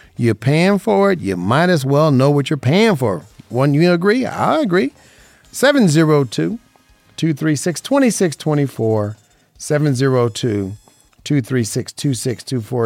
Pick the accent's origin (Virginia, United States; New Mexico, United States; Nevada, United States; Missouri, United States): Nevada, United States; Las Vegas; growing up in Vegas